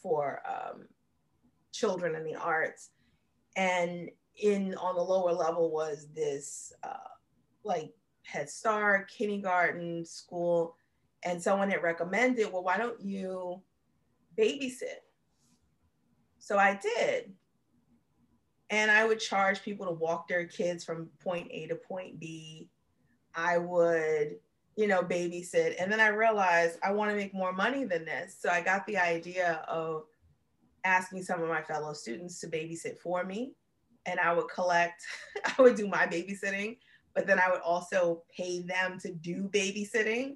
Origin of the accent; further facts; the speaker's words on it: New York City, New York, United States; I'm from New York City